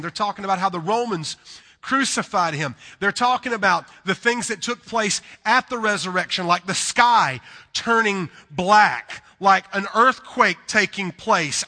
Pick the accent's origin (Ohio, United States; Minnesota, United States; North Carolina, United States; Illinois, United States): North Carolina, United States; accent: southern; we're from North Carolina